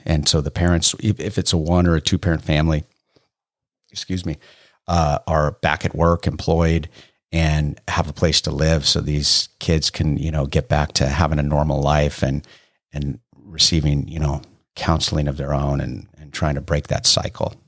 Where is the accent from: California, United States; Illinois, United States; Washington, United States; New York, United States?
California, United States; Bay Area; moved away as an adult; I grew up in the Bay Area